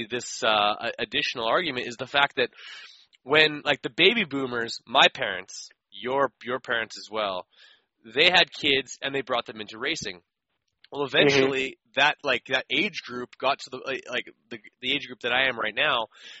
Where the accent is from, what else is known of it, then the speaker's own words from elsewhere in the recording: Canada; as a Canadian, I couldn't get full length supercrosses up until maybe 2009 or 10.